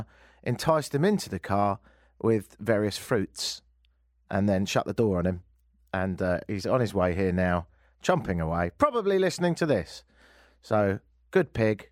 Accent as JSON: {"language": "English", "region": "London", "country": "United Kingdom", "moved": "yes", "lives_now": "Toronto, Canada", "said": "I'm from London. And I live here now."}